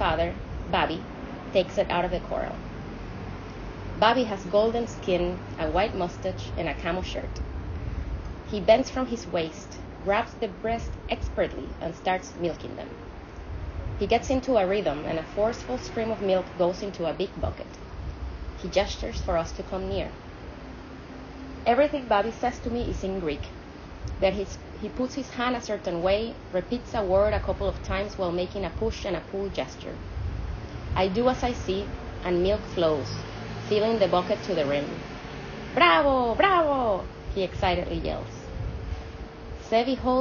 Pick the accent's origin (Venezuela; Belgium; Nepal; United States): Venezuela; From Latin America. I'm Venezuelan